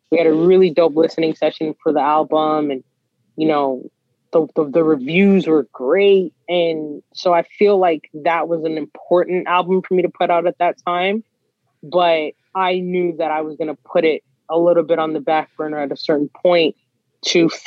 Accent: Guyana; Well, like I said, I'm Guyanese, I'm West Indian, and so I'm a huge fan of soca music.

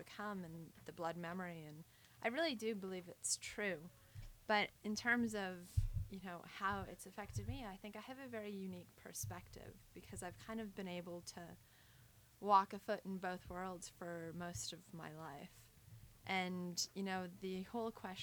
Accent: Alberta, Canada; now in Ontario, Canada; I grew up in Alberta

